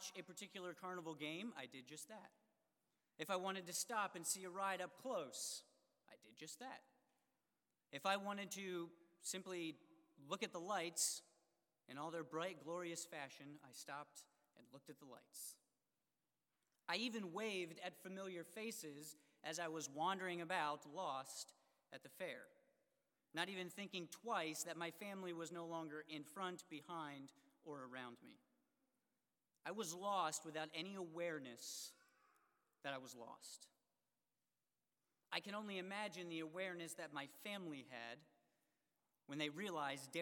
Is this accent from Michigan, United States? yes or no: no; Harleysville, Pennsylvania, United States; I was lost at the Harleysville Fair. My hometown fair